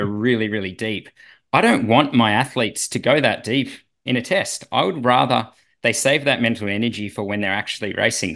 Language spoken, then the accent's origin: English; Australia